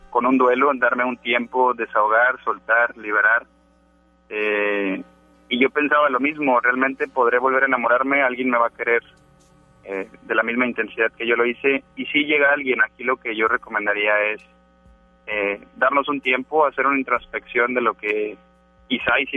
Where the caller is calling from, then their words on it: Monterrey, Nuevo León, Mexico; Eh, de Monterrey